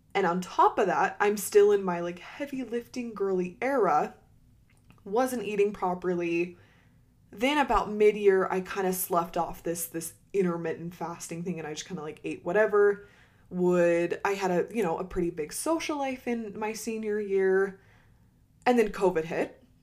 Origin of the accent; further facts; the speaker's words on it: Utah, United States; I'm not originally from Utah, but I grew up and did all my high school years in Utah